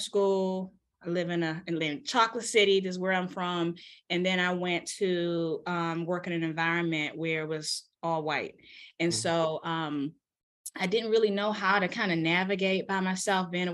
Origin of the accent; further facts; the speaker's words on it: Washington, District of Columbia, United States; now in Maryland, United States; I'm from Washington, D.C., born and raised. I live in Maryland now.